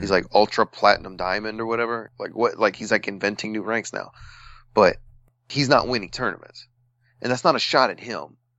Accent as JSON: {"language": "English", "country": "United States", "said": "as Americans"}